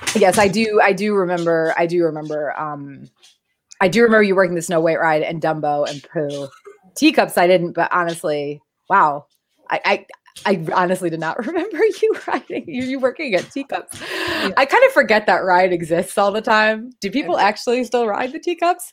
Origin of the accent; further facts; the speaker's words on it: New England, United States; moved away as an adult; also born or lived in Florida / South Carolina; we're both from New England